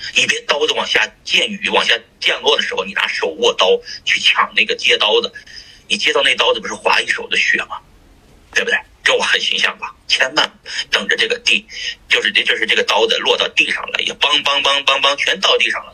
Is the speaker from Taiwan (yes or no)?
no; Shanxi, China; 我是山西人，山西人，那吃羊肉的人挺多